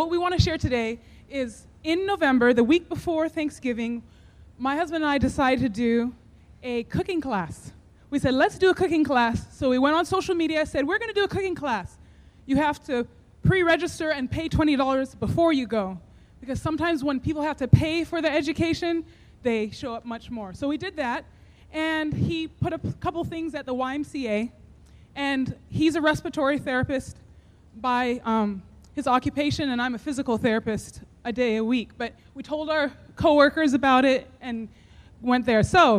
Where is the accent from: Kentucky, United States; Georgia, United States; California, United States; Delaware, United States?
Georgia, United States; Summerville; We are from Somerville, Georgia, and we have a farm called Parable Gardens and Orchard.